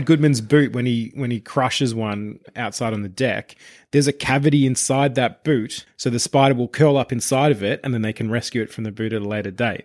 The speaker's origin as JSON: {"language": "English", "town": "Traralgon", "region": "Victoria", "country": "Australia", "tie": "born or raised there", "said": "growing up in Traralgon"}